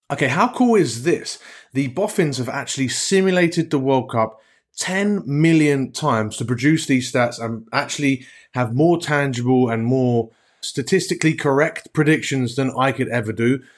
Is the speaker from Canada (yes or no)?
no; England, United Kingdom; as an Englishman myself